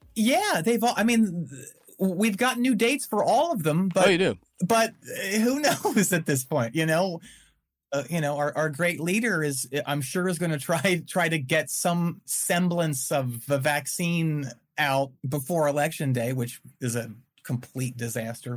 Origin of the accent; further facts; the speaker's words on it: outside of Philadelphia, Pennsylvania, United States; also born or lived in Winston-Salem, North Carolina; now in Chapel Hill, United States; I grew up outside of Philadelphia, about 35 miles in the f- farmlands